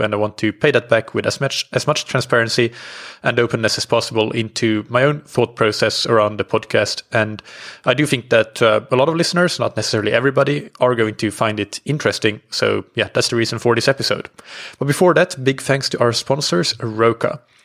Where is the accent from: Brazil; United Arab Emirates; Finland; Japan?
Finland; now in Portugal; I'm based in, uh, Portugal. I'm from Finland.